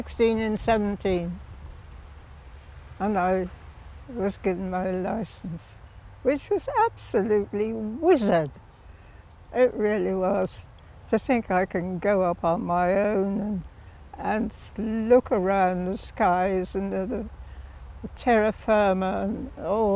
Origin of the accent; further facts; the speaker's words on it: Witney, South East England, United Kingdom; there was an aerodrome not too far from the farm that we had